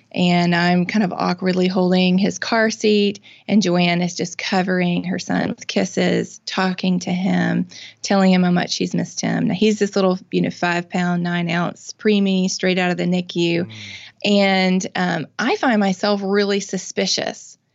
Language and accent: English; Mississippi, United States; I'm born and raised in Mississippi. I've lived here my whole life